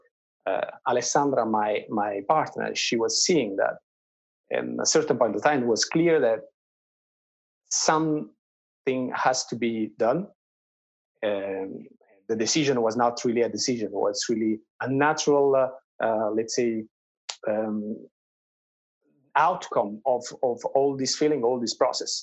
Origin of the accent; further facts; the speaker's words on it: near the Amalfi Coast, Campania, Italy; English is a second language; moved away as an adult; also born or lived in France / China; my hometown is a beautiful place in the south of Italy, close by the Amalfi Coast